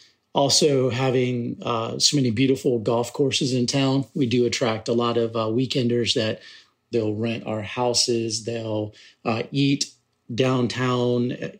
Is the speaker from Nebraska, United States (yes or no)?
no; Aiken, South Carolina, United States; to represent my home state, to represent my hometown